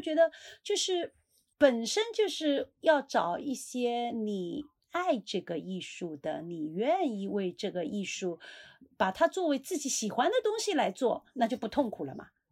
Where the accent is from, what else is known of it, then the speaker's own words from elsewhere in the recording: Suzhou, Jiangsu, China; 我们苏州话